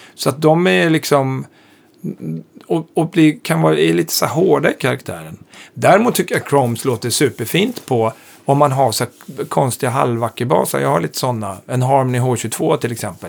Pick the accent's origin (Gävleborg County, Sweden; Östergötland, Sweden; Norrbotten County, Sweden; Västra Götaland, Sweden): Gävleborg County, Sweden; Hälsingland; also born or lived in Hudiksvall; now in Stockholm, Sweden; jag är ju född i Stockholm och sen uppflyttad till Hälsingland, gröna vågen uppflyttad